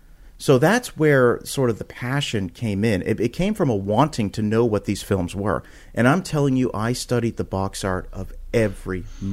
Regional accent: Canada; now in United States; and I'm originally from Canada, and then we moved to the United States, and there was way more video stores when I moved to the United States

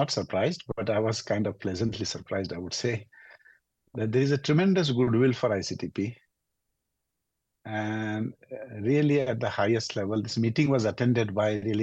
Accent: India; moved away as an adult; I also grew up in a small village in India.

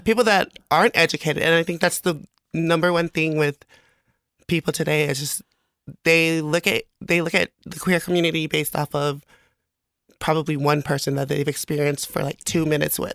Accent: American Samoa; moved away as an adult; also born or lived in Las Vegas; now in Hayward, United States; I'm originally from American Samoa

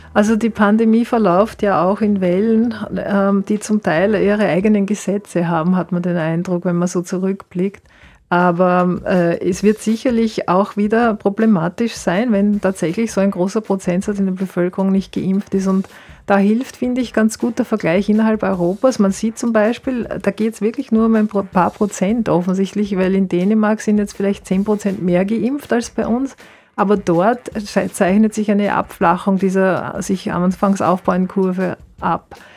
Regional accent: Austria

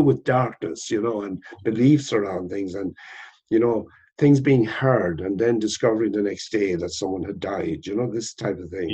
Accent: West Kerry, Munster, Ireland; I was born in West Kerry. And when I was a child, we didn't have electricity.

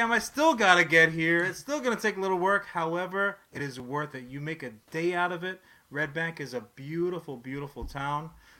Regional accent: New York City, New York, United States; moved away as an adult; also born or lived in Long Island / Upper West Side, Manhattan; now in New Jersey, United States; I spent a lot of time out on Long Island. I grew up in Queens, but I lived on the Upper West Side for a bit.

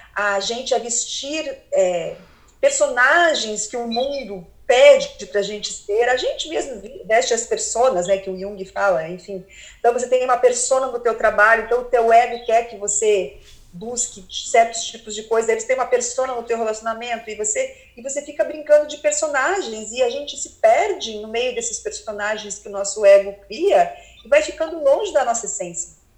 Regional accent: Curitiba, Paraná, Brazil; sou de Curitiba, morei em Curitiba quase a vida inteira

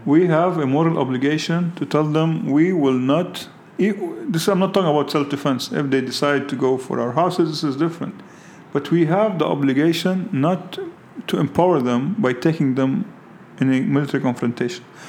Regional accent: Lebanon; I grew up in Lebanon under Syrian hegemony

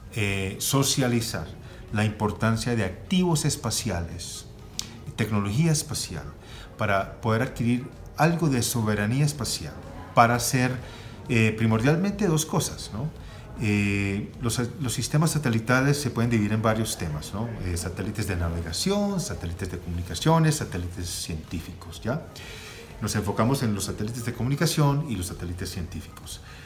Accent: Colombia; moved away as an adult; also born or lived in United States; Siendo colombiano, con un gran interés en regresar al país

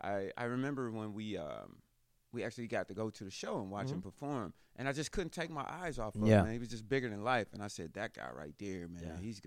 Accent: Cleveland, Ohio, United States; I'm from Cleveland, Ohio.

